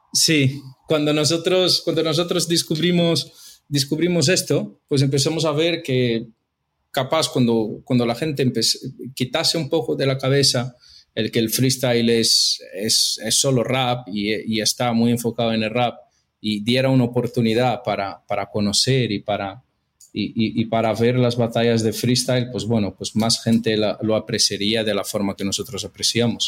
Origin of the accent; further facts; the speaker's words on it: São Paulo, Brazil; Spanish is a second language; moved away as an adult; now in Madrid, Spain; yo soy brasileño, estudié toda mi vida hasta terminar la universidad en Brasil, en São Paulo